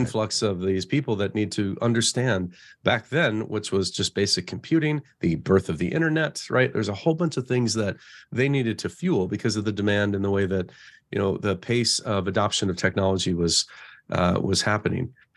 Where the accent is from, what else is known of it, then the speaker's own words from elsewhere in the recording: Colorado, United States; moved away as an adult; also born or lived in Phoenix / Silicon Valley; I, I grew up in Colorado, so my little pocket in the Midwest